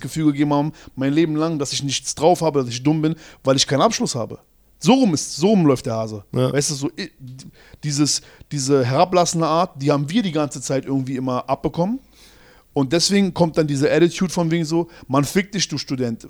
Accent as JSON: {"language": "German", "region": "Berlin", "country": "Germany", "said": "ich komme aus Berlin, Schöneberg"}